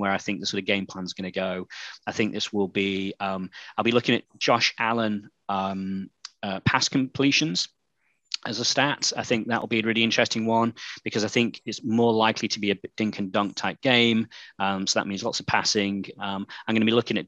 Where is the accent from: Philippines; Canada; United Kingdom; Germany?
United Kingdom; accent: British; my British accent